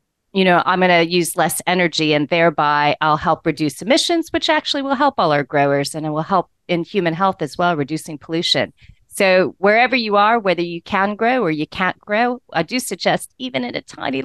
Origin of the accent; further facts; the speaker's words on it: United States; as an American